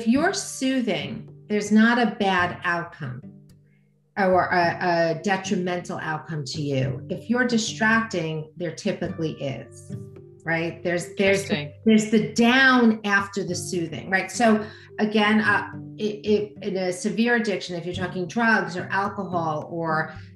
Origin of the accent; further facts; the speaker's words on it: United States; I'm an American